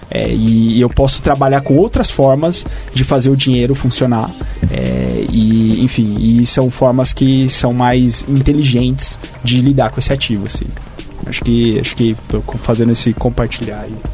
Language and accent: Portuguese; São Paulo, Brazil; E eu vim do interior de São Paulo, então acho que esse é um ponto interessante também quando a gente olha a realidade de São Paulo.